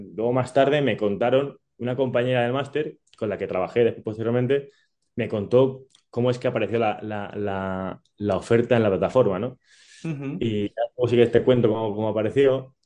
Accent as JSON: {"language": "Spanish", "area": "Málaga", "region": "Andalusia", "country": "Spain", "tie": "born or raised there", "also_born_or_lived": "Naples, Italy", "said": "Yo que crecí en Andalucía, en Málaga"}